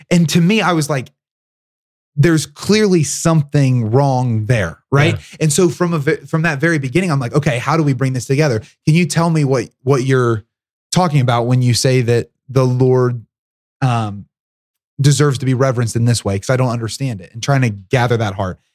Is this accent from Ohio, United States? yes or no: yes; Southern Ohio, United States; my upbringing, which was really unique. So I'm from Southern Ohio